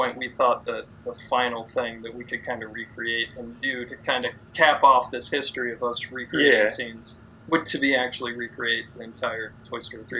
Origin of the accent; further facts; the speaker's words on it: Iowa, United States; we grew up in Iowa